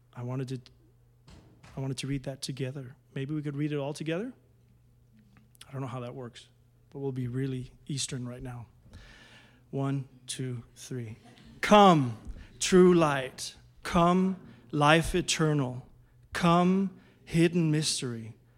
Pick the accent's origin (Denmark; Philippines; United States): Denmark; moved away